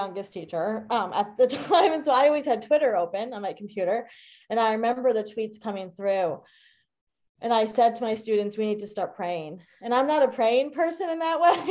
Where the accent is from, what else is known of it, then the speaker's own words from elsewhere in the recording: Long Island, New York, United States; I grew up on Long Island.